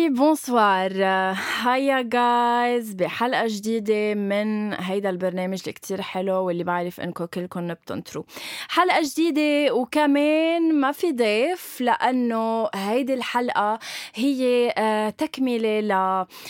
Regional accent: Lebanon; علم بلدي

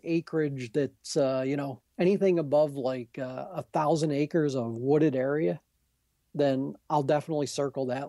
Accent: Adirondacks, New York, United States; I'm from the Adirondacks

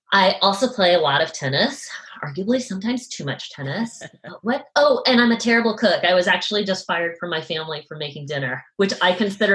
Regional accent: New England, United States; now in Western US; because I'm from New England. I feel pretty well versed in, you know, revolutionary history and that part of the world. And now I live in the West

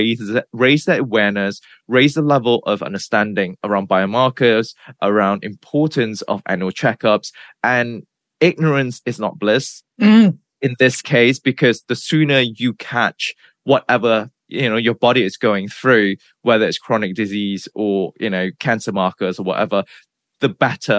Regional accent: Malaysia; moved away as an adult; also born or lived in Nottingham, United Kingdom / New York, United States; So I was born and bred in Malaysia. I grew up in Malaysia until I was 20 years old.

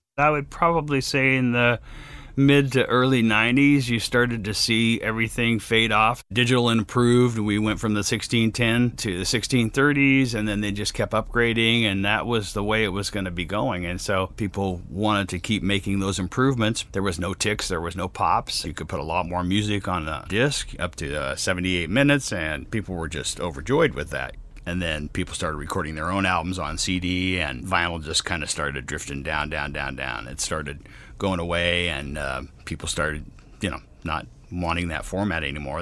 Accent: Sacramento, California, United States; moved away; also born or lived in Los Angeles, United States; since Sacramento was my hometown

